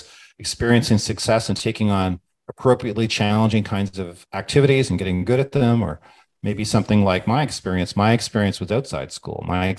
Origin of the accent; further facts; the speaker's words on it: Australia; now in United States; But I feel that's my credibility as an Australian.